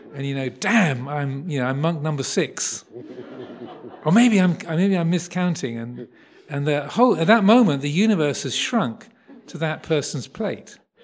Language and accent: English; Kent, South East England, United Kingdom; I was born in Kent, so the home county